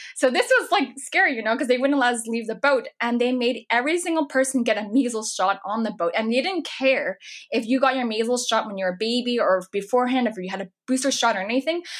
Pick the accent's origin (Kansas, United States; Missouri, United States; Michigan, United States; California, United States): California, United States; now in New York, United States; I'm from California originally